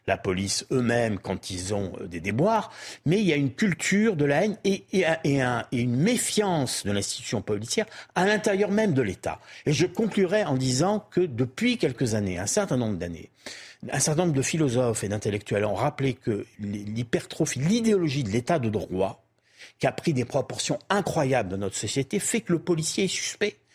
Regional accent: Marseille, Provence-Alpes-Côte d'Azur, France; je suis de Marseille, hein. je suis marseillais.

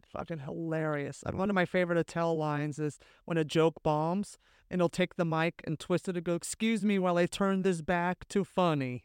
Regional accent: California, United States; I'm from California

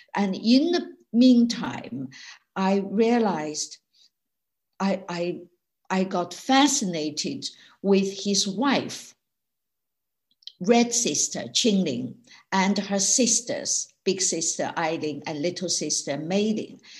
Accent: Sichuan, China; English is a second language; moved away as an adult; now in United Kingdom; when I was growing up in China in the 1950s, 60s, and 70s

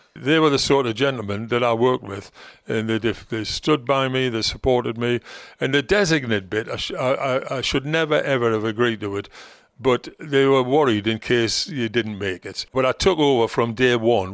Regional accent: Gateshead, North East England, United Kingdom; Gateshead, my hometown team

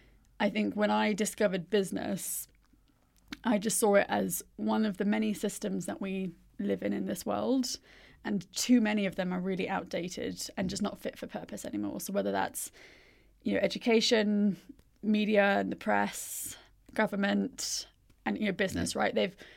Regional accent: India; So I grew up in India.

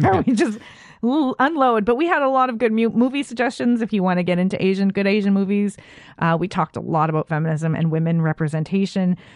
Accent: Canada; As a Canadian

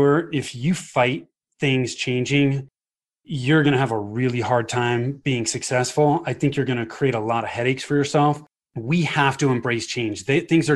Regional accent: Bay Area, Northern California, United States; moved away as an adult; now in Highlands Ranch, United States; So I grew up in the Bay Area in Northern California

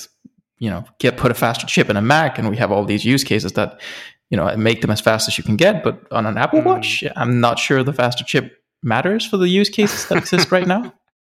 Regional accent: Denmark; And no, I've not moved out of the country. I'm still from Denmark.

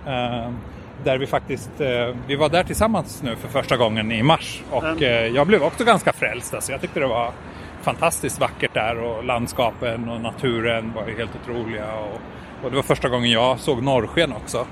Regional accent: Malmö, Skåne, Sweden; moved away as an adult; now in Tokyo, Japan; jag är ju ganska lokalpatriotisk. Jag kommer ju från Malmö

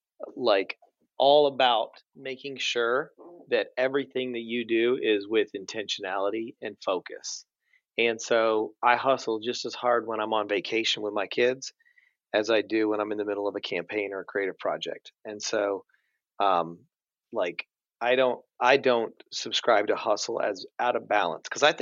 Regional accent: Nashville, Tennessee, United States; I grew up in Nashville

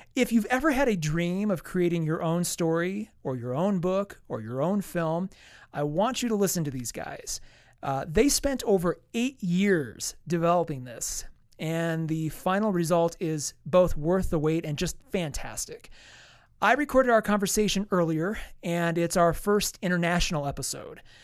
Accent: United States; as an American

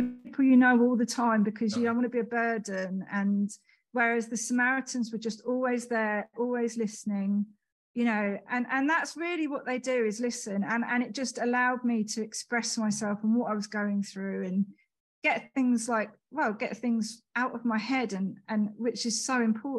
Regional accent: Hitchin, East of England, United Kingdom; also born or lived in Leicester; my hometown, Hitchin

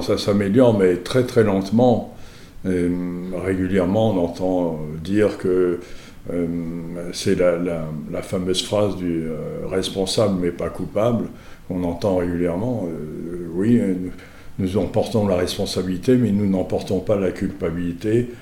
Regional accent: Mauritius; je suis mauricien, donc euh, étant mauricien

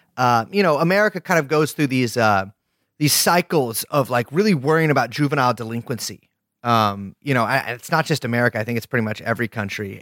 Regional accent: California, United States; we're both from California

